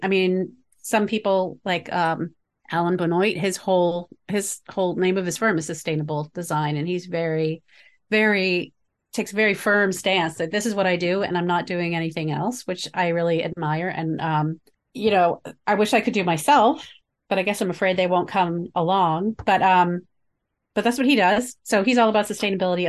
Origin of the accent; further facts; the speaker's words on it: the North, United States; growing up in the North